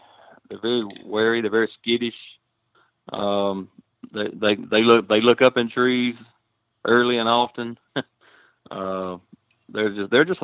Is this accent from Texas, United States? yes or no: no; Lower Alabama, United States; We're from Lower Alabama